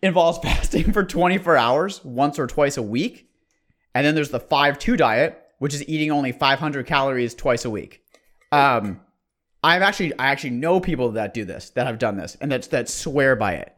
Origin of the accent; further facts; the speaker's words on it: Bay Area, California, United States; We're from the Bay Area